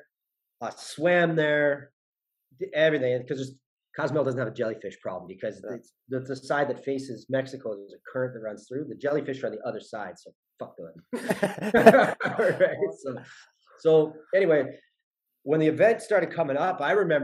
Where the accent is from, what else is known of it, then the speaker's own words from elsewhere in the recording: Dain City, Ontario, Canada; I come from Dane City Ontario